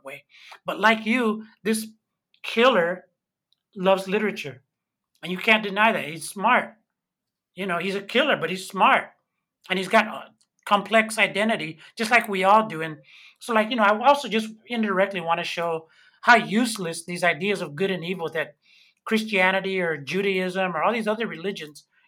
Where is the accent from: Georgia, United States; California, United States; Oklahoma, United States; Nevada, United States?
California, United States; San Francisco; born or raised there; also born or lived in El Salvador